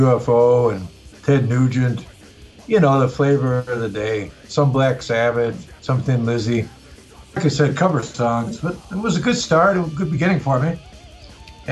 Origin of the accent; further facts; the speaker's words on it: Mount Prospect, Illinois, United States; moved away as an adult; now in Czech Republic; I grew up in Chicago. I grew up in a suburb of Chicago, Mount Prospect.